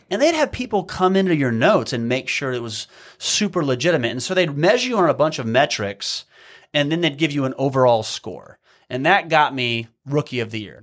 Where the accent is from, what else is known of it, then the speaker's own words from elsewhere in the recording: Midwest, United States; moved away as an adult; also born or lived in Hawaii; growing up in the Midwest